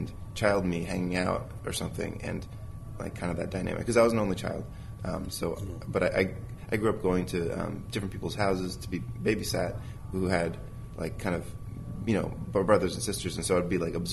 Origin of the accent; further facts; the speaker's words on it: New Jersey, United States; moved away as an adult; now in California, United States; I grew up in New Jersey, and I was used to the seasons of the year. But for to go to animation school, I moved out to California